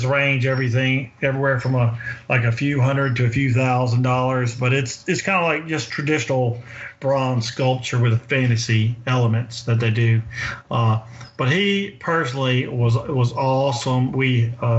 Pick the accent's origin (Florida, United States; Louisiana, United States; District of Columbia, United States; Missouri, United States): Louisiana, United States; Winnsboro; also born or lived in Monroe, Louisiana; My hometown is a very small town in Louisiana, about 45 minutes south of there, in Winnsboro